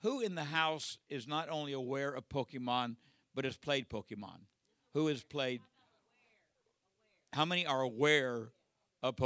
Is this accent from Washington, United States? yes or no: no; Southern California, United States; born and raised in Southern California